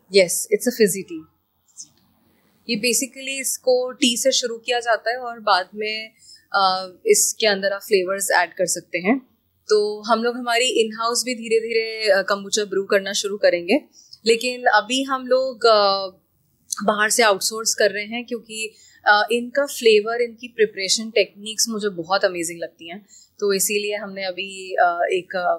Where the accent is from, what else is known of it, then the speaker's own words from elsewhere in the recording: Bhopal, Madhya Pradesh, India; Bhopal I I love the city मैं यहीं से हूँ